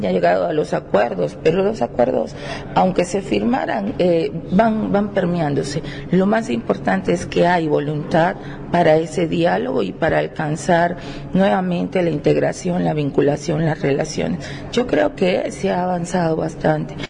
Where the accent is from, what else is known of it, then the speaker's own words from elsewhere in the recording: Venezuela; now in Barranquilla, Colombia; soy venezolana, pero vivo en Barranquilla